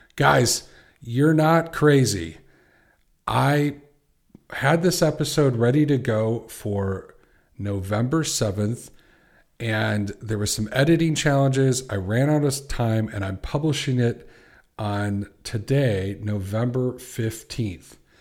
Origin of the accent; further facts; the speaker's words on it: Chicago, Illinois, United States; I'm from Chicago